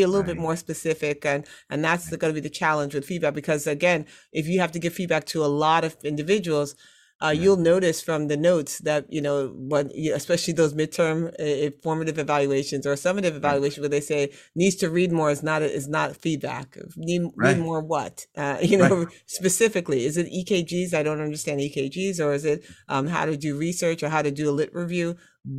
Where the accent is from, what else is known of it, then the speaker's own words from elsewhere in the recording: Brooklyn, New York, United States; born there; also born or lived in Trinidad and Tobago; I said I was born in Brooklyn, but I was raised around the world.